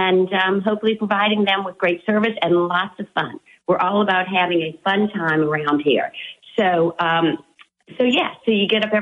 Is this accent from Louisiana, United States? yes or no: yes; Louisiana, United States; growing up in Louisiana